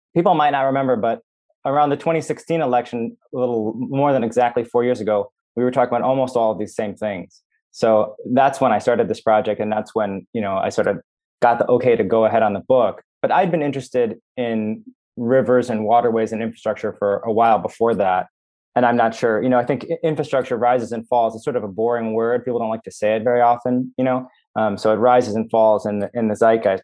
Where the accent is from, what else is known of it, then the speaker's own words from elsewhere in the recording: Minnesota, United States; I grew up in Minnesota, which is the, the land of ten thousand lakes